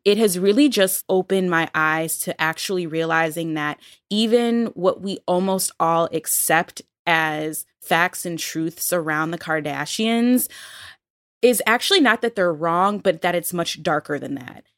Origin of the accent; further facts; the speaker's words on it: Buffalo, New York, United States; moved away; when I lived in Buffalo, which is not the Midwest, but I'm from Buffalo